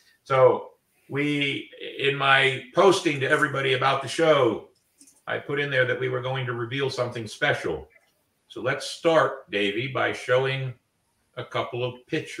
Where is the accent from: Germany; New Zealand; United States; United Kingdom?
United States; St. Augustine, Florida; my hometown